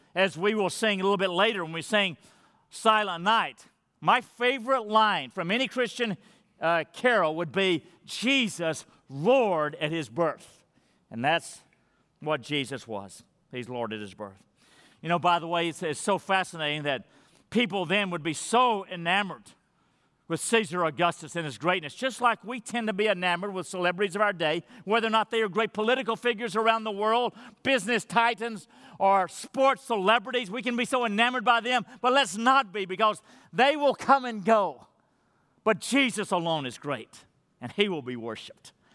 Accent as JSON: {"language": "English", "town": "Madisonville", "region": "Texas", "country": "United States", "moved": "yes", "said": "Madisonville, Texas, where I'm from, to meet my family"}